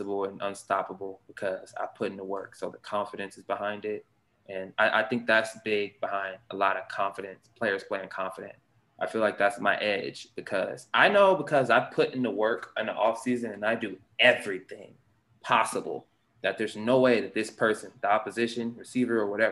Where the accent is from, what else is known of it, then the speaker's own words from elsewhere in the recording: Houston, Texas, United States; moved away; also born or lived in Seattle, Washington; I grew up in Texas, Houston, Texas. I was born in Houston, Texas.